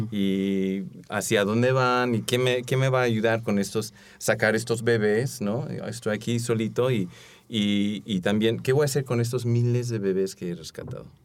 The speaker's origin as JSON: {"language": "Spanish", "country": "United States", "tie": "born there", "said": "bueno, de descendencia coreana, también mi esposa, este, nací en los Estados Unidos"}